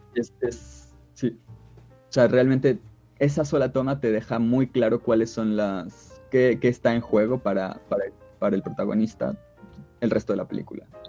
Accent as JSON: {"language": "Spanish", "country": "Mexico", "said": "somos de México"}